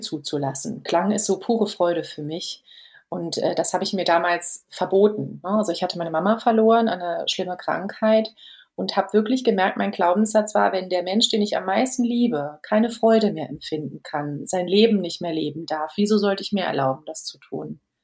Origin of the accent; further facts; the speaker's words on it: Germany; bei uns in Deutschland